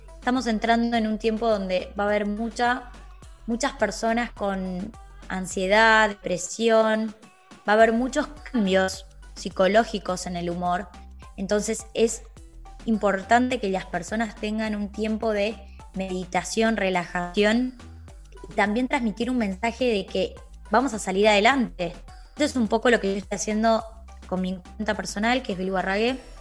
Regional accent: Argentina; Soy de Argentina.

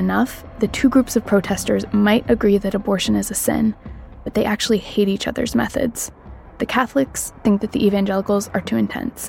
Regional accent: Lawrence, Kansas, United States; moved away; the town I grew up in, Lawrence, Kansas. We're also a Democratic bubble in a conservative state.

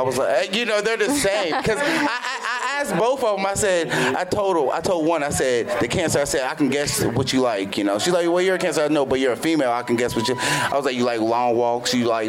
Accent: Cincinnati, Ohio, United States; now in California, United States; We're both from Ohio. I'm from Cincinnati.

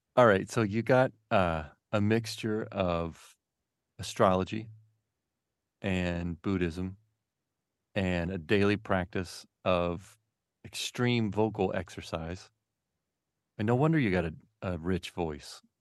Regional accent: Memphis, Tennessee, United States; now in Marin, United States; I, I grew up in Memphis

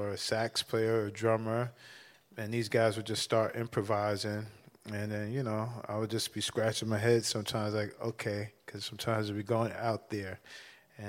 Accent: New York City, New York, United States; a Bronx kid

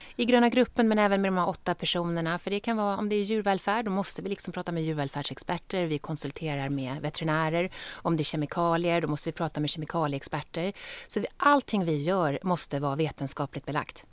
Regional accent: Stockholm, Stockholm County, Sweden; jag är ju från Stockholm och om jag ska bo i Sverige så vill jag leva i Stockholm

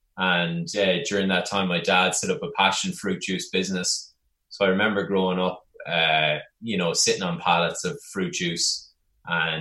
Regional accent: Longford, Leinster, Ireland; moved away as an adult; also born or lived in New York; growing up in Longford in the center of Ireland

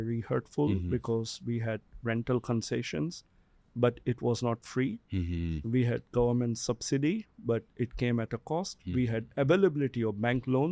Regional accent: Singapore; also born or lived in Russia; But I have lived in Asia. I'm a Singaporean. I've lived in Singapore.

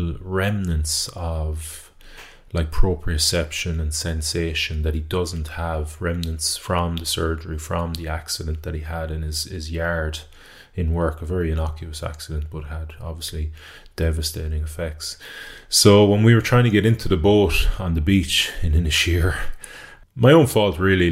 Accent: Galway, Connacht, Ireland; I'm from Renmore in Galway.

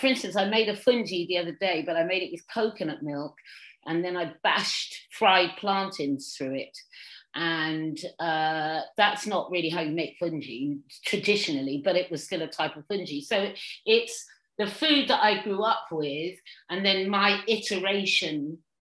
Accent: Suffolk, East of England, United Kingdom; now in London, United Kingdom; I grew up in Suffolk, and then I used to come down to London, and when I finally moved to London

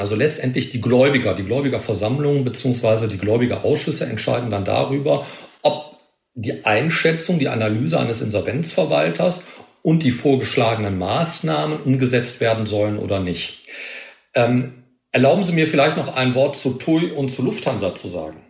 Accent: Ruhr area, North Rhine-Westphalia, Germany; hier aus meiner Heimat im Ruhrgebiet

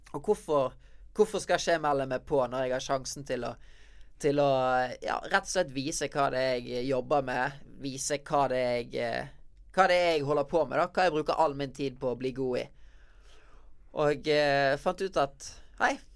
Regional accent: Bergen, Vestland, Norway; moved away as an adult; now in Oslo, Norway; Det er i Bergen jeg har eh, vennene mine, familien min, og så ikke minst eh, stedet jeg trener, der jeg vokste opp med å lære meg å breake, i Vikinghallen i Bergen

